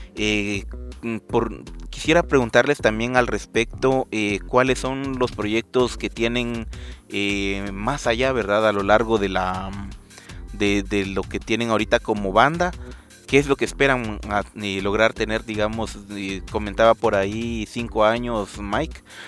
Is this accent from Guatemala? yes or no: yes; Guatemala; lo que hemos hecho como, como chapines